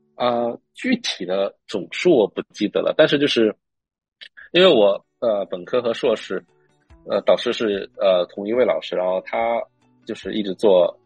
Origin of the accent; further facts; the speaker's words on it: northern China, China; Chinese is a second language; moved away as an adult; also born or lived in Beijing; now in United States; 因为我是北方人，然后我觉得在北京待了那么久